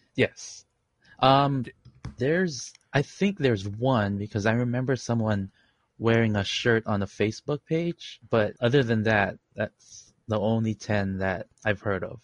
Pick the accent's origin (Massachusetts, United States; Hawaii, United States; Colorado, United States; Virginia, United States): Hawaii, United States; Honolulu; also born or lived in Philippines; I am in Honolulu, Hawaii. Not to brag. I was born in the Philippines and I immigrated here when I was six